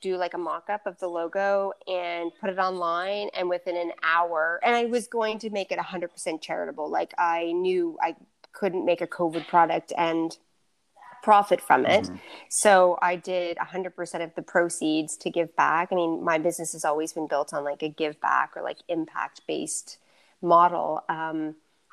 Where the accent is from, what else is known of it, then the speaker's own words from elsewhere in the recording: Nova Scotia, Canada; everything's made in Nova Scotia. Everything's made in my hometown